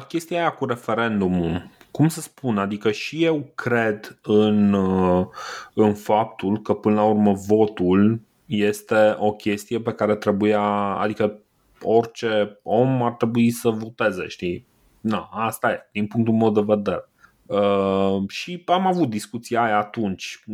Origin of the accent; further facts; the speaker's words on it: Brașov, Brașov County, Romania; eu ca brașovean